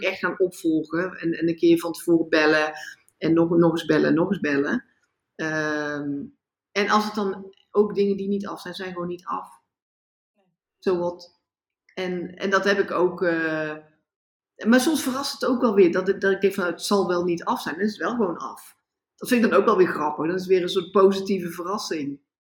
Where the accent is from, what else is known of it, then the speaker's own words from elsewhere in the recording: Netherlands; moved away as an adult; now in India; ik ga toch gewoon terug naar Nederland, ik ben toch Nederlander.